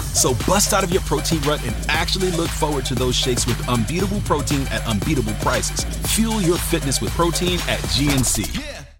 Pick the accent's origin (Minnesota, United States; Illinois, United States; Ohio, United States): Illinois, United States; Chicago; I'm a Chicagoan